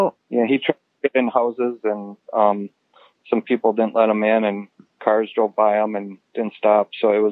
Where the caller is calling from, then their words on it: Oshkosh, Wisconsin, United States; I'm calling from Oshkosh, Wisconsin.